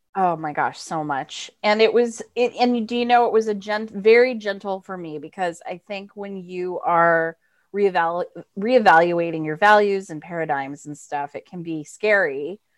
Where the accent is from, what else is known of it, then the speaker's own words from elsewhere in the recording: Florida, United States; moved away as an adult; also born or lived in Massachusetts; now in New York, United States; I'm from Florida originally